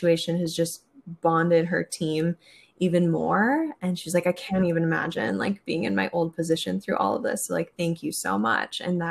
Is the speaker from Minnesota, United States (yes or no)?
yes; Minnesota, United States; moved away as an adult; also born or lived in Wisconsin / Arkansas; now in San Francisco, United States; I'm from Minnesota originally. Born and raised in Minnesota